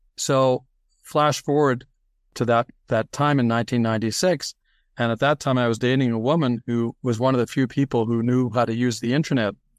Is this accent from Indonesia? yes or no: no; Toronto, Ontario, Canada; also born or lived in New York City, United States; they moved to Toronto. And so I grew up there